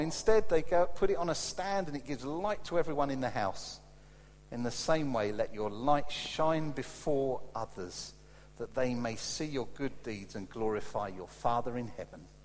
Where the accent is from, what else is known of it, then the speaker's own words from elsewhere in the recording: United Kingdom; as British people